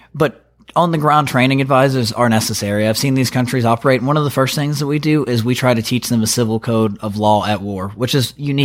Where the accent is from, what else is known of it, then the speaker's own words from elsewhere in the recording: North Carolina, United States; I was born and raised in North Carolina.